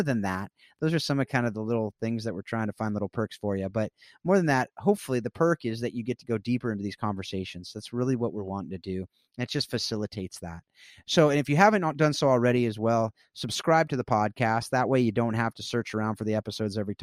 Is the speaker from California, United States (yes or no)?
yes; South Orange County, California, United States; I grew up in South Orange County, California